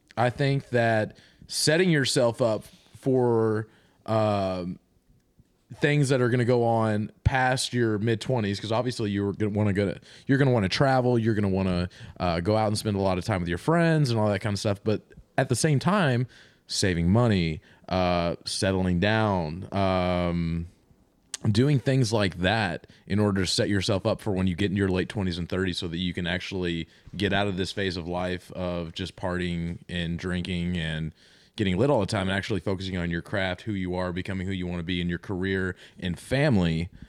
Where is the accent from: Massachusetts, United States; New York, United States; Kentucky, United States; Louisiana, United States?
Kentucky, United States; moved away as an adult; now in Nashville, United States; I'm I'm from Kentucky and I l- currently live and work in Nashville